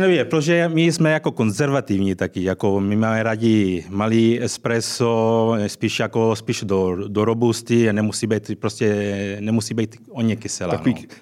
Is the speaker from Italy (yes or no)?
yes; Sicily, Italy; Czech is a second language; now in Prague, Czech Republic; Já jsem samozřejmě ze Sicílie